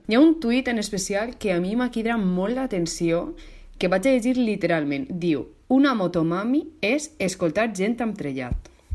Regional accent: Valencian Community, Spain; com a valenciana que sóc

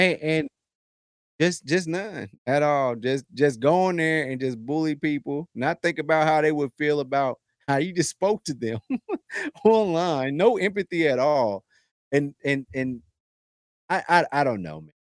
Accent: United States

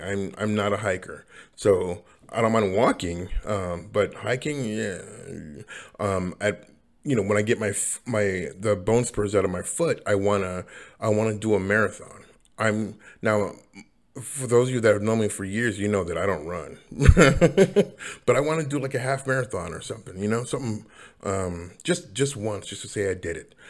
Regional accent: Seattle, Washington, United States; also born or lived in Los Angeles, United States; I come from Seattle, but I, I moved to LA and then come back

